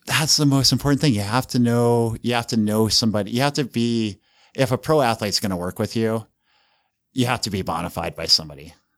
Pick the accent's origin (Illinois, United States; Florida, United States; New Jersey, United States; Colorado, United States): Colorado, United States; Estes Park; moved away as an adult; also born or lived in Kansas / California; now in Utah, United States; I grew up in Estes Park